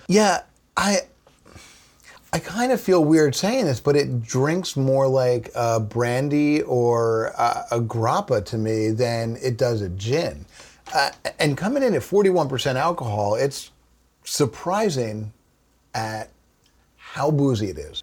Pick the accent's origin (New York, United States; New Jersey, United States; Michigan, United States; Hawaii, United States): New Jersey, United States; we're from New Jersey